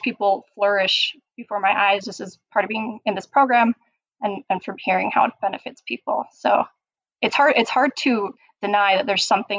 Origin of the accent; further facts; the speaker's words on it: Utah, United States; I'm born and raised in Utah.